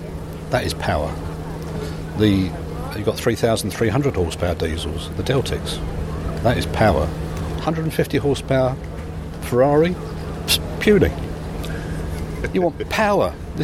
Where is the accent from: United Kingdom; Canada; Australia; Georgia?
United Kingdom; England; Calling railway stations train stations, because that's American and we're English, therefore there should be railway stations